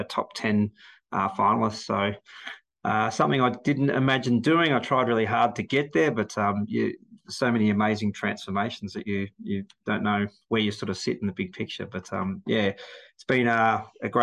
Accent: Melbourne, Victoria, Australia; I'm from Melbourne.

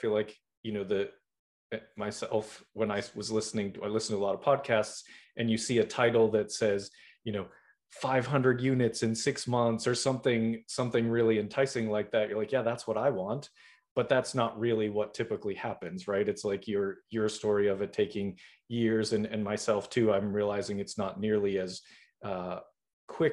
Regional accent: Boston, Massachusetts, United States; I'm originally from Boston.

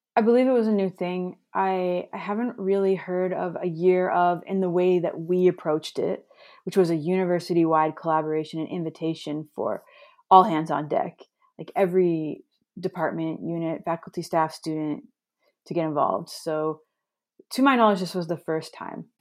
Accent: Toronto, Ontario, Canada; moved away as an adult; also born or lived in Montreal; now in Thunder Bay, Canada; I grew up in Toronto, downtown, and I was there until about eighteen, and then I lived in Montreal for a few years

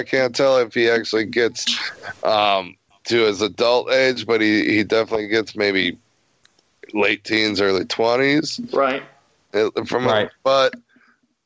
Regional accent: Wisconsin, United States; I'm actually from Wisconsin.

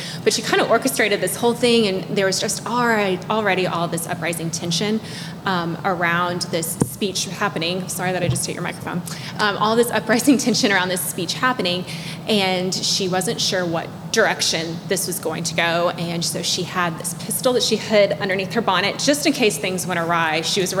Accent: Marion, Illinois, United States; I grew up here in Marion, Southern Illinois native.

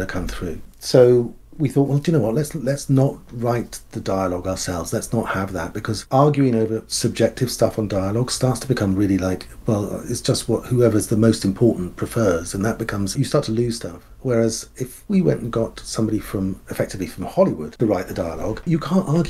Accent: United Kingdom; also born or lived in Bristol; I'm a Brit, and there's a bunch of us who are Brits

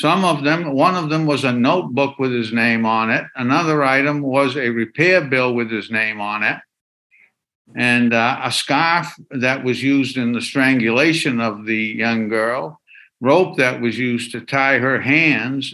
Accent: Waterville, Maine, United States; I've been specializing as an elder law attorney here in my hometown of Waterville, Maine

